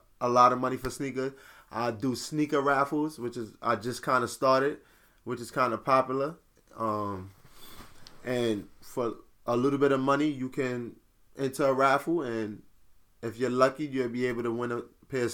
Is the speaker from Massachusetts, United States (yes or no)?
no; New York City, New York, United States; I'm from Brooklyn.